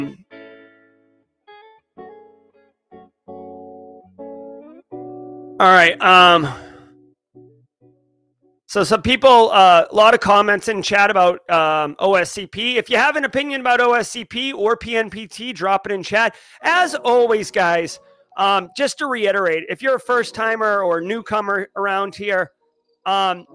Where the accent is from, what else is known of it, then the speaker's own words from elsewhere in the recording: New England, United States; now in South Carolina Lowcountry, United States; I grew up in New England.